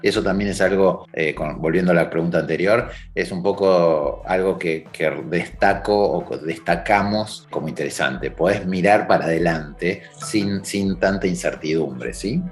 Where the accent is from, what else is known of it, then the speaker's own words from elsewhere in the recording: Rosario, Santa Fe, Argentina; moved away as an adult; now in Montreal, Canada; salimos de Argentina, de Rosario, en plena pandemia